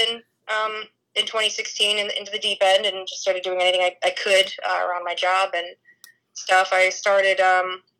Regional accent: Indiana, United States; my home state of Indiana

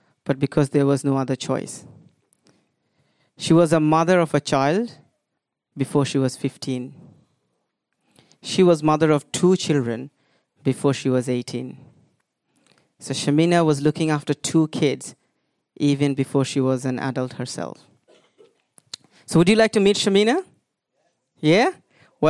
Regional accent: India; moved away; also born or lived in United Kingdom; I am originally from India

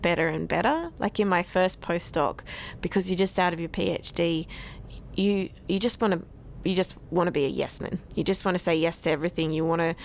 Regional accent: Sydney, New South Wales, Australia; I'm initially from Sydney

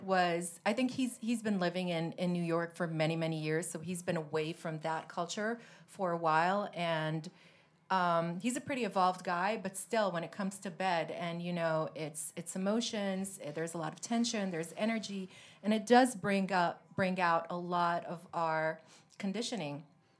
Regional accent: Rome, Lazio, Italy; also born or lived in Milan / Paris; Yes, I grew up in Rome for many years, my teenage years. Before that, I was in Milan. I lived in Paris.

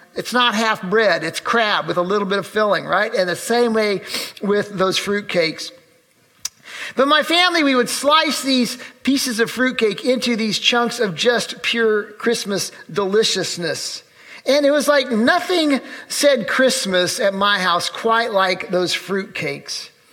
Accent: Urbana, Illinois, United States; the church where I grew up in Urbana, Illinois

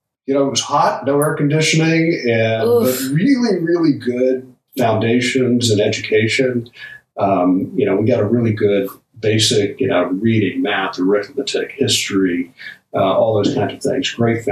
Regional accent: Manila, Metro Manila, Philippines; And ended up growing up in Manila.

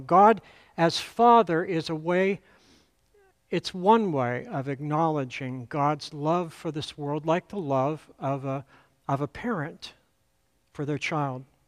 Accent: Altoona, Pennsylvania, United States; moved away; my first pastor in the church where I grew up back in Altoona, Pennsylvania

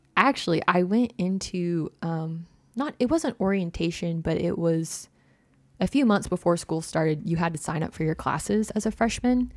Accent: Prairie Grove, Arkansas, United States; I grew up in Prairie Grove, Arkansas.

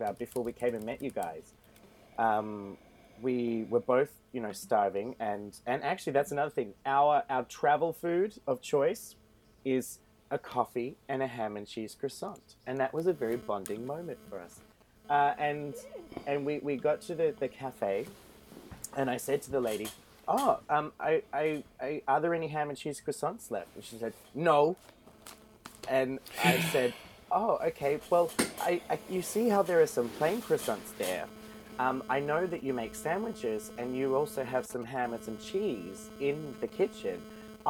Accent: Australia; now in Iceland; I am an Australian

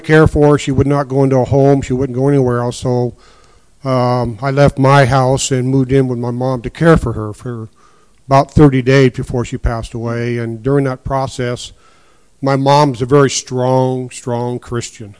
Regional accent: Quincy, Washington, United States; also born or lived in Sunnyside, Washington; we moved to Quincy. Uh, it's where I grew up, went to school at, at Quincy until I graduated in 1969

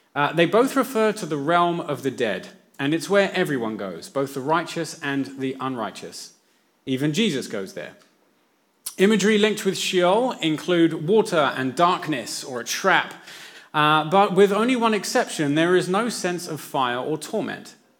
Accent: England, United Kingdom; now in New Zealand; when I was growing up in England

